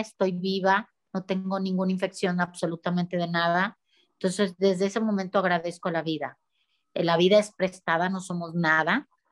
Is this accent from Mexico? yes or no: yes; Mexico; los mexicanos somos gente muy humana y muy unida